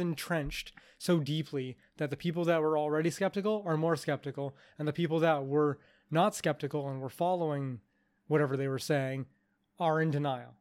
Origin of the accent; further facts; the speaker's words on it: Canada; I'm Canadian